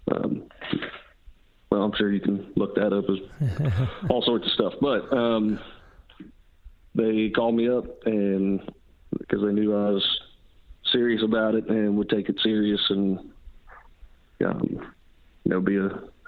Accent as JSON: {"language": "English", "region": "western North Carolina", "country": "United States", "tie": "born or raised there", "moved": "as an adult", "lives_now": "Nashville, United States", "said": "I grew up in North Carolina, up in the western part, up in the mountains"}